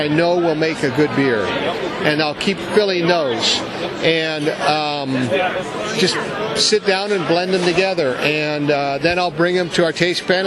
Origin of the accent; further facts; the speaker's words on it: United States; I'm American.